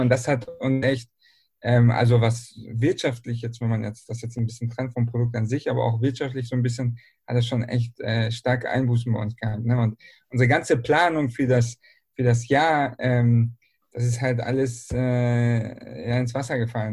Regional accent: Berlin, Germany; now in Bielefeld, Germany; ich bin nämlich ursprünglich aus Berlin

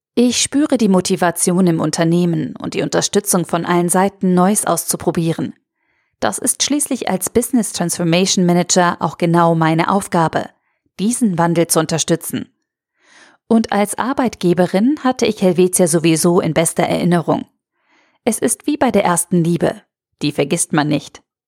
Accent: Austria; moved away as an adult; now in Switzerland; Ich bin gebürtige Österreicherin

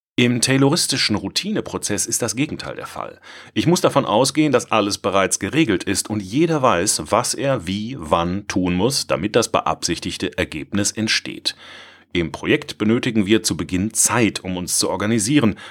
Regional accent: Swabia, Germany; ich als Schwabe

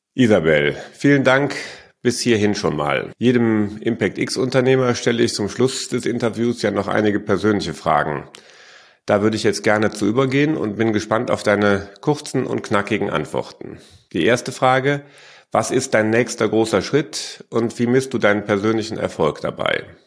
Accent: Germany; als Deutsche

